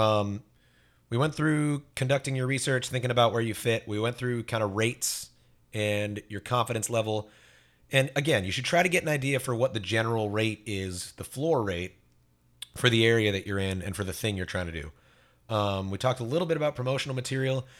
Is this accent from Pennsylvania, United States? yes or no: no; Fort Myers, Florida, United States; I grew up in Fort Myers.